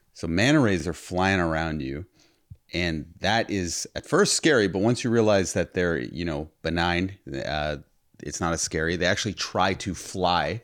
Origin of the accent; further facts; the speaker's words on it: Toronto, Ontario, Canada; we're from Toronto